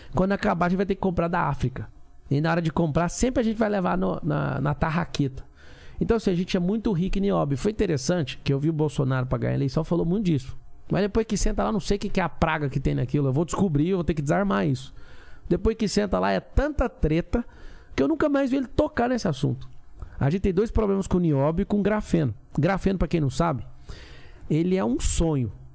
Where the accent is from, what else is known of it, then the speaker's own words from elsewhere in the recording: Goiás, Brazil; Eu sou sertanejo lá de Goiás